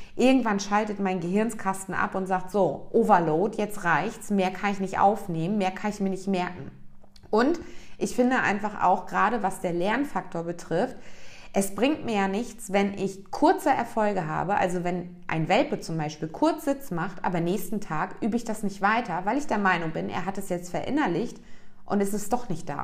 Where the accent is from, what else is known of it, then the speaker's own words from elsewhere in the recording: East Germany, Germany; ich bin ein Kind, was in der DDR aufgewachsen ist